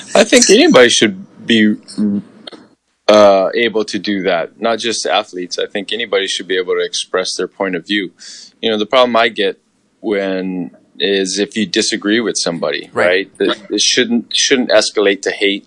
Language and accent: English; Hawaii, United States; I grew up in Hawaii, a very diverse community